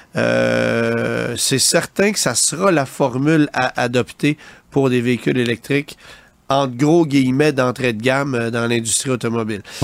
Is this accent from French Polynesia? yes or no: no; Canada; chez nous au Canada